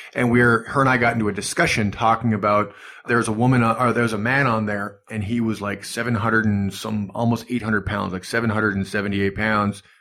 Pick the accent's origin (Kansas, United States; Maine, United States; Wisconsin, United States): Wisconsin, United States; Superior; moved away; also born or lived in Duluth, Minnesota; originally from Superior, Wisconsin, but Duluth, Minnesota is right across